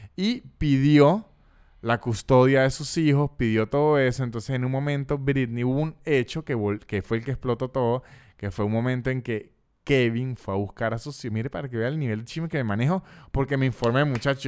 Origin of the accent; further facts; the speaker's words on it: Venezuela; uno siendo venezolano